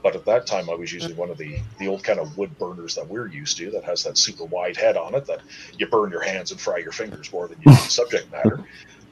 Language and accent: English; Wasaga Beach, Ontario, Canada; growing up in Wasaga Beach, there wasn't the population there was now.